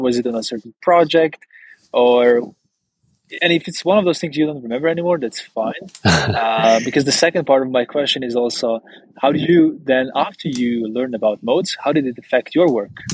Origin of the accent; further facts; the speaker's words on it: Maribor, Slovenia; my hometown, Maribor